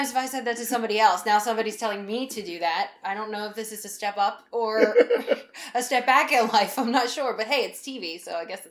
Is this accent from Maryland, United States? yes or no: yes; Baltimore, Maryland, United States; from Baltimore, and I'm here to talk about